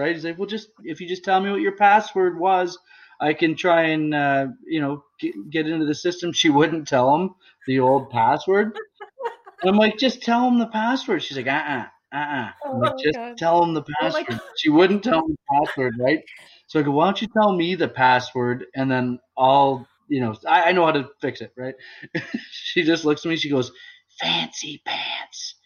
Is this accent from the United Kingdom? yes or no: no; Bracebridge, Ontario, Canada; I where I grew up in Bracebridge, I lived there for 13 years.